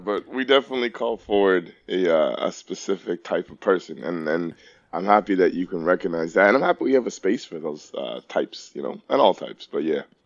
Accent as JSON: {"language": "English", "town": "Toronto", "region": "Ontario", "country": "Canada", "tie": "born or raised there", "said": "I grew up in Rexdale"}